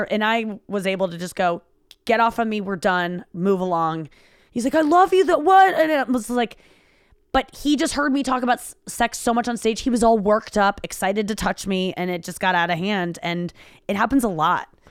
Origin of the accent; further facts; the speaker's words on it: St. Louis, Missouri, United States; I was raised in Saint Louis, highly segregated area.